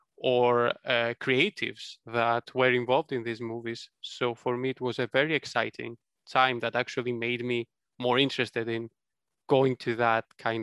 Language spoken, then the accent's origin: English; Greece; moved away